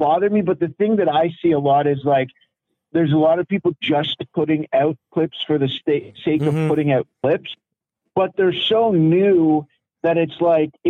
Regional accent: London, Ontario, Canada; my hometown, London, Ontario

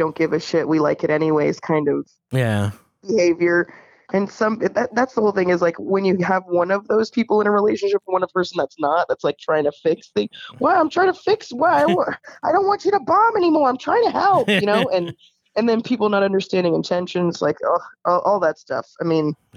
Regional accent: Orlando, Florida, United States; I am originally from Florida.

